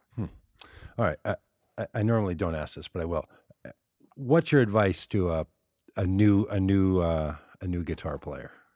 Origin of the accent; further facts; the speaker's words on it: Minneapolis, Minnesota, United States; I grew up in Minneapolis